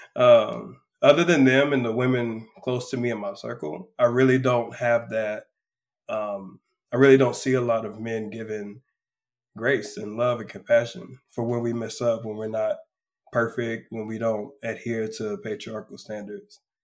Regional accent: close to Houston, South Texas, United States; I am a man from South Texas, uh, close to Houston, be exact. I'm a country boy. grew up basically on the water every weekend

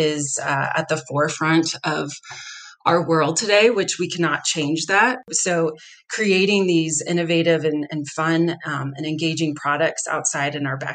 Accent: Texas, United States; now in Denver, United States; I grew up in Texas and I'm used to warm weather year round

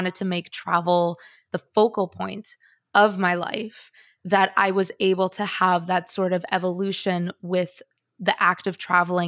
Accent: Chicago, Illinois, United States; also born or lived in Bogota, Colombia; I am Colombian. I hold dual citizenship. I was born in Bogota. My family's Colombian. My relatives are Colombian. I have this whole well of sort of Colombian culture to pull from. And yet, I grew up in Chicago and I don't have an accent.

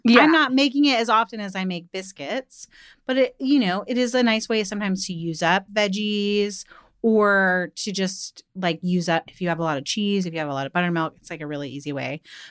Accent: the South, United States; I, as a Southerner

